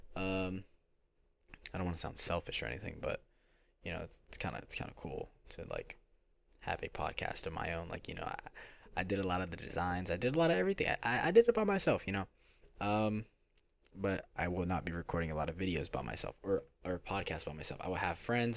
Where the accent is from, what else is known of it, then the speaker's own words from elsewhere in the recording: Philadelphia, Pennsylvania, United States; now in Florida, United States; I'm from Philadelphia, Pennsylvania, but I live in Florida.